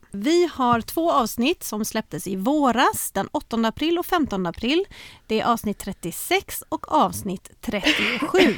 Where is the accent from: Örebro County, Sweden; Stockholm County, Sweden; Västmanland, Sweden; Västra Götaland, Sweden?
Västra Götaland, Sweden; Älvängen; born there; also born or lived in Norrköping / Södertälje / Oskarshamn / Uddevalla; Jag är född i Älvängen utanför Göteborg.